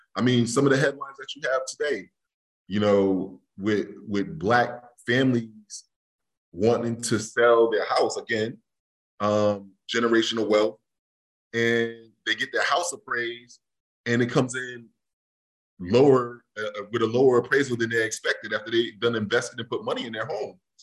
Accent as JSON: {"language": "English", "town": "New Haven", "region": "Connecticut", "country": "United States", "tie": "born or raised there", "said": "growing up in New Haven"}